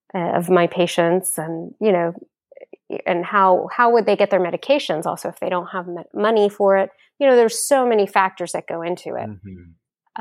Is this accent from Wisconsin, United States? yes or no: no; Houston, Texas, United States; also born or lived in Austin, Texas; I grew up in Houston